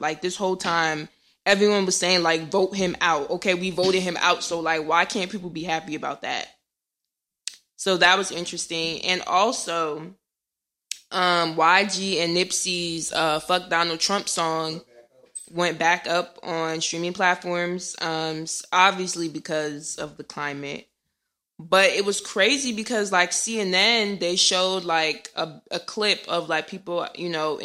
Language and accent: English; Irvington, New Jersey, United States; I'm from Jersey, too